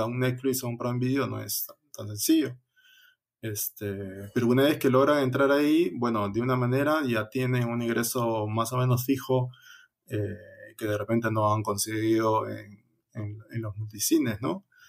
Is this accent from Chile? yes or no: no; Peru